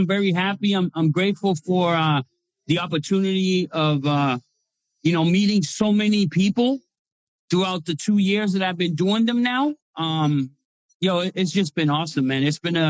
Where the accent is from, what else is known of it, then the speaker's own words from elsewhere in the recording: Boston, Massachusetts, United States; I'm from Boston, Massachusetts.